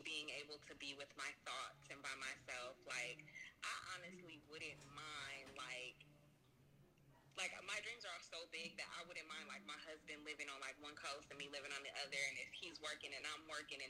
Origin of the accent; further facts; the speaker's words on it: Moreno Valley, California, United States; I'm from Reno Valley, California. Born and raised